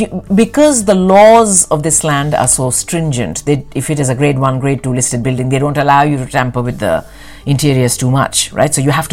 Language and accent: English; London, United Kingdom; So I think being a Londoner, there will always be a lot of new things to discover.